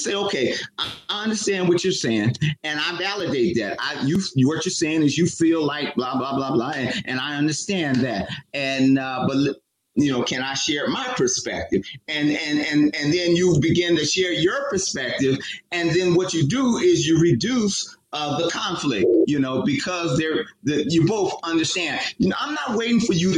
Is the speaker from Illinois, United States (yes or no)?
no; Oakland, California, United States; Matt and I grew up in Oakland